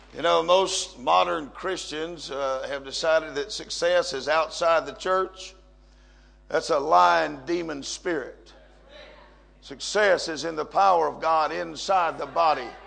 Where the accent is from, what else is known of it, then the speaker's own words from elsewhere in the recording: United States; moved away as an adult; now in Mexico; I'm an American